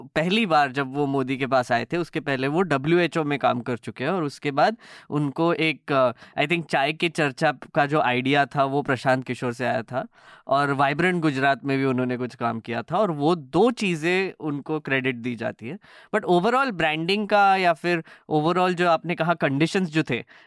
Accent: Nagpur, Maharashtra, India; मैं तो नागपुर से आता हूँ

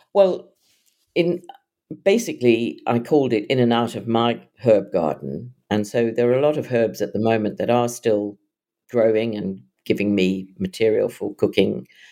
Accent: South Africa; also born or lived in London; now in Suffolk, United Kingdom; my growing up in South Africa where the skies are very wide

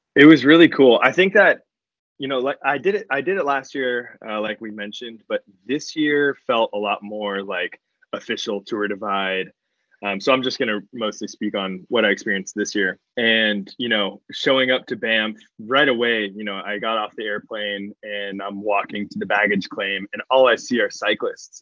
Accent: Los Angeles, California, United States; I grew up in Los Angeles.

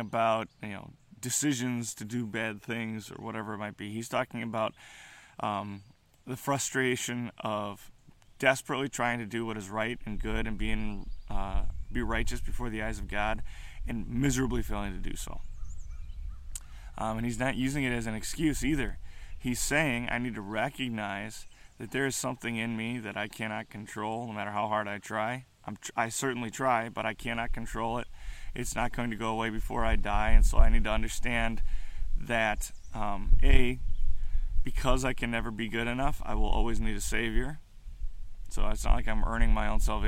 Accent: United States; as American Christians, millennial Christians

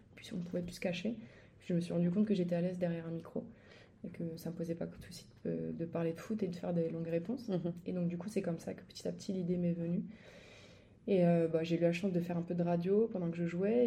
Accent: Angers, Pays de la Loire, France; moved away; je suis angevine, donc je suis d'Angers à la base. J'allais au stade avec mon papa Angers voir les matchs

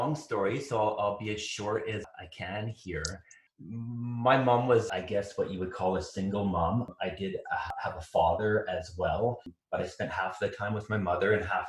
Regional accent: North Vancouver / Bowen Island, British Columbia, Canada; We moved from North Vancouver, eventually to Bowen Island. And we actually lived in what is now the museum on Bowen Island, right in the cove.

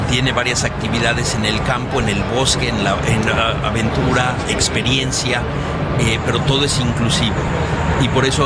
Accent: Zacatlán, Puebla, Mexico; soy de Zacatlán, orgullosamente

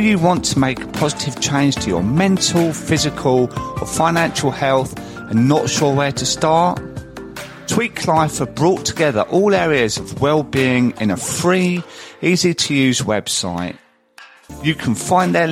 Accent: Croydon, London, United Kingdom; I come from Croydon

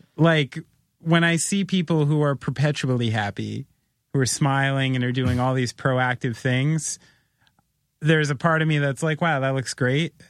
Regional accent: United States; somebody who's lived half an hour from Manhattan my entire life

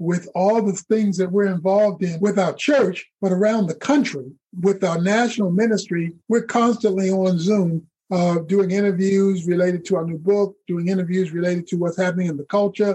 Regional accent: Baltimore, Maryland, United States; moved away as an adult; also born or lived in Georgia; now in Dallas, United States; I'm originally from Baltimore, Maryland, and born and raised there

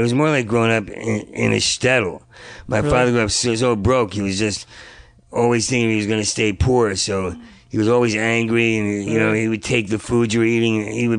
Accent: Asbury Park, New Jersey, United States; moved away; also born or lived in New York; I was born in New Jersey. New Jersey, okay. Outside of Asbury Park, small town.

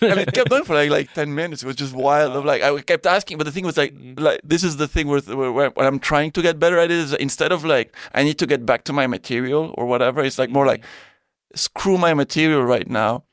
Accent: Belgium; moved away as an adult; also born or lived in Spain / Thailand; born in Spain. Yeah, yeah. Then I grew up in Belgium.

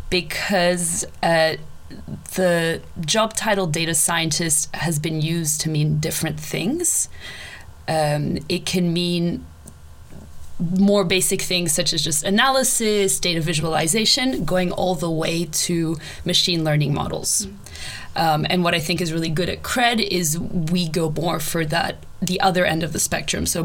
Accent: Canada; also born or lived in Australia / Brazil; now in Sweden; I'm originally Canadian and Australian

